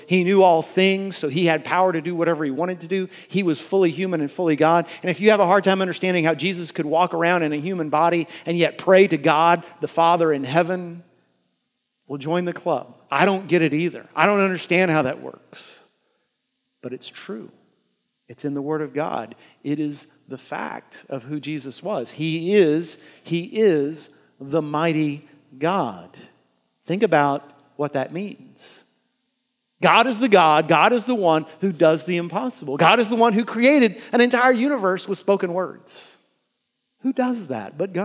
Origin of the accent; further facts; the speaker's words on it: United States; As American Christians